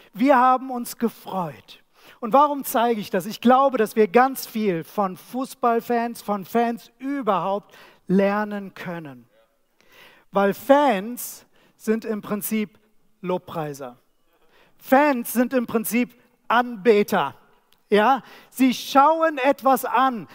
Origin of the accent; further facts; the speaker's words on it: Germany; Wir als Deutsche